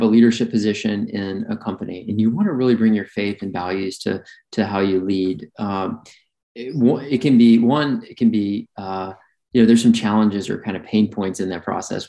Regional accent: Birmingham, Alabama, United States; I grew up in Alabama, Birmingham, Alabama

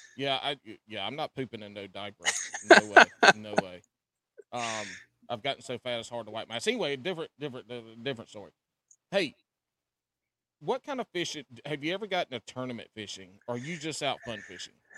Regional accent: South Carolina, United States; now in North Carolina, United States; I grew up in South Carolina. Now been in been in the Carolinas my whole life

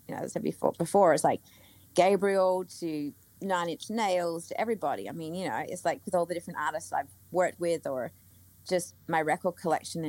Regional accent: Australia; I'm Australian. I'm brought up in a way where, like, you know, everything is just like, I don't know, my family, like, just working class kind of thing

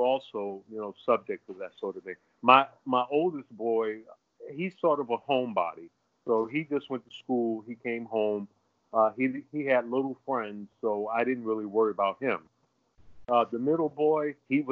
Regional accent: New York City, New York, United States; I'm from Harlem, too

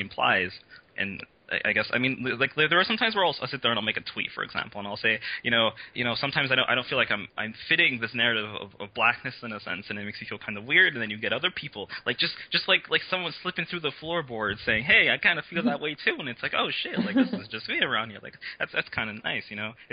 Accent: Montreal, Quebec, Canada; I was born in Montreal. I've born and lived here my whole life.

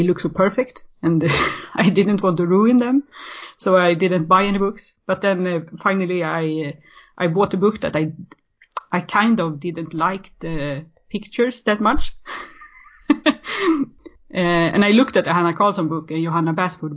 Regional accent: Sweden; I'm born and raised in Sweden

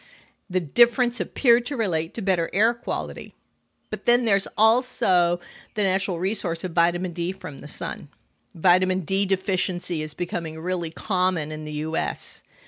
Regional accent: California, United States; now in New York City, United States; I'm originally from California, and I moved to New York City

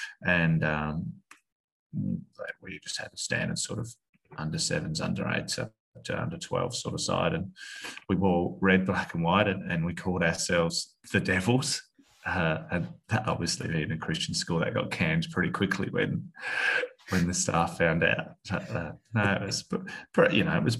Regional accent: Australia; moved away; also born or lived in United Kingdom; being an Australian lad

